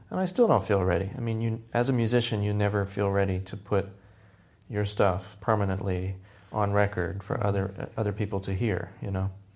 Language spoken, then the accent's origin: English; Tampa, Florida, United States; moved away as an adult; now in New York, United States; born in Tampa, Florida, born and raised in Florida